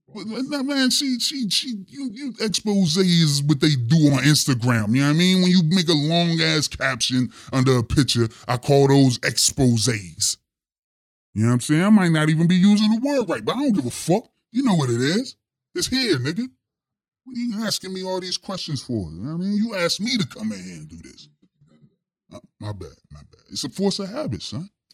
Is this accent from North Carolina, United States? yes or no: no; Pittsburgh, Pennsylvania, United States; The Steel City Pittsburgh, Pennsylvania. That's where I'm from